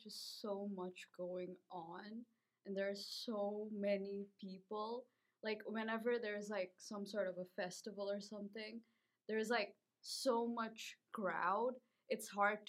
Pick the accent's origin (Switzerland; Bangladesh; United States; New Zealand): Bangladesh; Dhaka, Dhaka Division; I'm actually also from Dhaka.